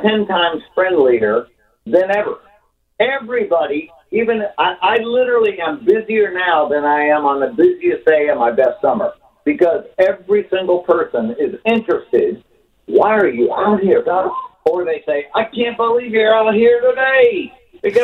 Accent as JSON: {"language": "English", "region": "Ohio", "country": "United States", "moved": "yes", "lives_now": "New York, United States", "said": "I'm from Ohio. It's a red state, all that kind of stuff. I was born and raised"}